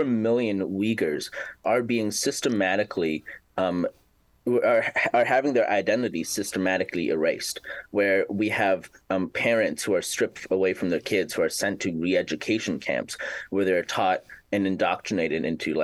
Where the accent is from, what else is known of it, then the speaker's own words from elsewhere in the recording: Canada; moved away as an adult; now in Washington, D.C., United States; I'm a Canadian student studying international relations here in the heart of Washington, D.C.